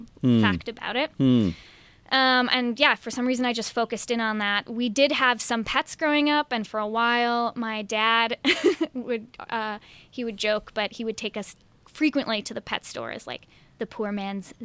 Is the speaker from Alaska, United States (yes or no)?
no; Milwaukee, Wisconsin, United States; moved away; I grew up in the suburbs of Milwaukee